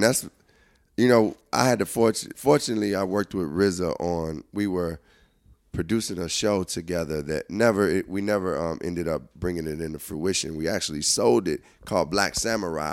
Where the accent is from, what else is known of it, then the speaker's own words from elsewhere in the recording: Chicago, Illinois, United States; I'm coming from Chicago